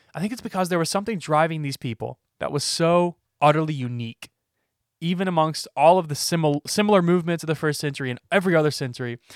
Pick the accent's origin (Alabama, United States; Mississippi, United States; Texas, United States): Alabama, United States; am I a Christian because I was born in Alabama